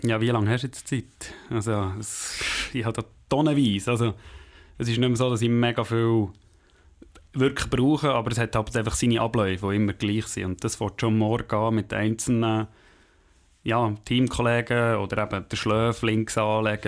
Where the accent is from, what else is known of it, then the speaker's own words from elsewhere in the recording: Langenthal, Bern, Switzerland; ich bin in äh, Heimenhausen, also in Langenthal aufgewachsen